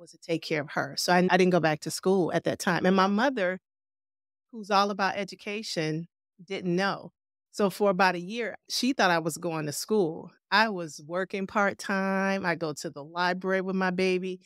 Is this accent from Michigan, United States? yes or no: no; Cleveland, Ohio, United States; I am a native Clevelander. I've been here all my life